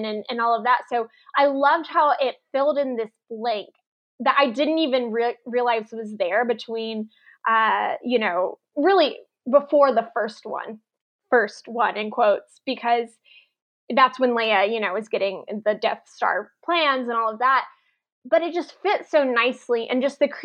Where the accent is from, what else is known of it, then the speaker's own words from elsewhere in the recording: Oklahoma, United States; I'm from Oklahoma